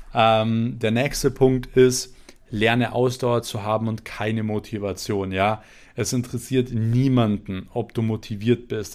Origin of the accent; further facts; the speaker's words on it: Germany; bei uns in Deutschland